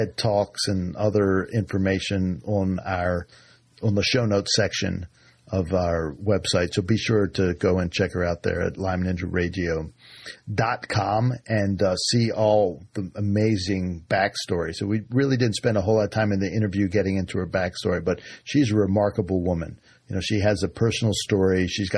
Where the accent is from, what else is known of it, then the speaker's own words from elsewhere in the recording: Washington, District of Columbia, United States; now in Utica, United States; I grew up in Washington, D.C.